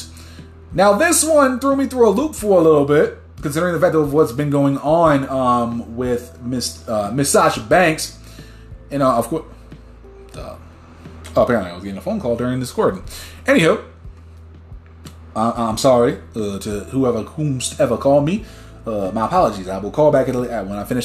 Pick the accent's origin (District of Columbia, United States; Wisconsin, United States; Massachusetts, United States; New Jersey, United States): New Jersey, United States; that's my home state.